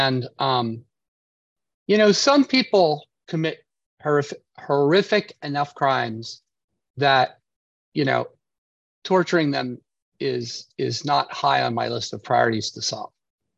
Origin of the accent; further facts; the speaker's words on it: United States; I'm an American patriot, but I'm a patriot to the country and the Constitution